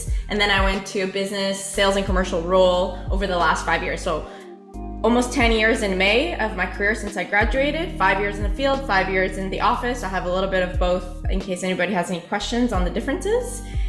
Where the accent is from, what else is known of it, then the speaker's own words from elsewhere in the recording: Montreal, Quebec, Canada; moved away; I grew up in Canada, in Montreal specifically.